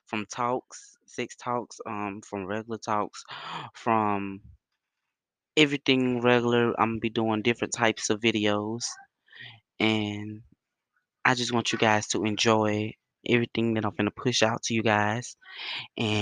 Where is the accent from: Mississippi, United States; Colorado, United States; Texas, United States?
Mississippi, United States; Bassfield; Bassfield, Mississippi.